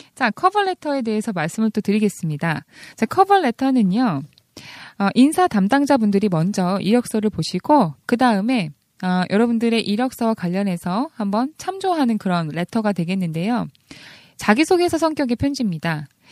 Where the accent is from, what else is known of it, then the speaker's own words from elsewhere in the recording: South Korea; first language Korean; 저희들의 모국어 mother tongue은 코리안이죠. second language가 English예요.